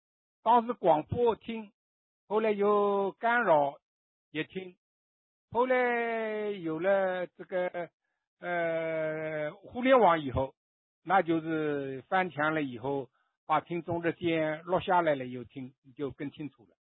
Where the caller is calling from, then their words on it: Nanjing, Jiangsu, China; 呃，南京啊。